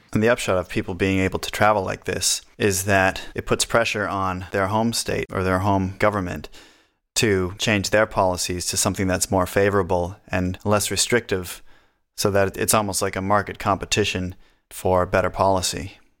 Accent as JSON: {"language": "English", "region": "New Hampshire", "country": "United States", "said": "we're from New Hampshire, which has no state sales tax or income tax"}